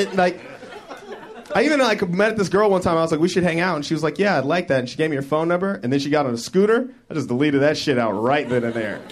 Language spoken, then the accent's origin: English; Denver, Colorado, United States; my hometown of Denver